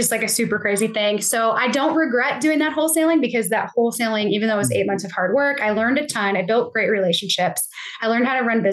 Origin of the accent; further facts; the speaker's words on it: Buffalo, New York, United States; now in Tennessee, United States; I grew up in Buffalo, New York